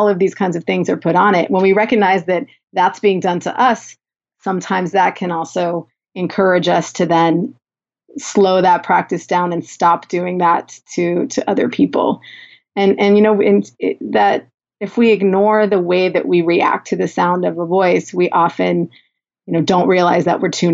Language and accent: English; Southern California, United States; accent: Valley girl; I'm from Southern California, and I had a professor in a mock job interview tell me I sounded like a Valley girl